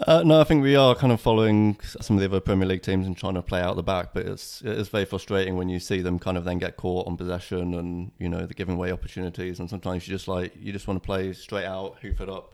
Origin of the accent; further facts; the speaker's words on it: Birmingham, West Midlands, United Kingdom; now in Budleigh Salterton, United Kingdom; growing up in Birmingham in the mid-nineties